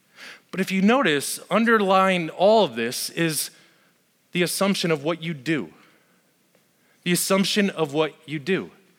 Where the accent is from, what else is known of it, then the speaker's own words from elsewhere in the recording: Las Vegas, Nevada, United States; I grew up in Las Vegas. Heck, if you're ever going to make mistakes, Vegas is the place to do it.